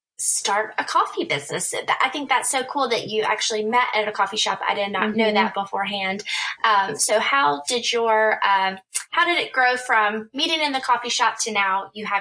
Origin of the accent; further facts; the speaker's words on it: South Carolina, United States; being a fellow South Carolinian and someone who's mm-hmm. lived in Charleston